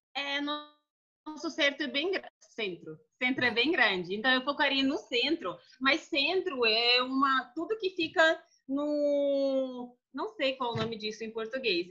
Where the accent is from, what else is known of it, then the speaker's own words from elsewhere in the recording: Moscow, Russia; Portuguese is a second language; moved away as an adult; now in Brasília, Brazil; sou de Moscou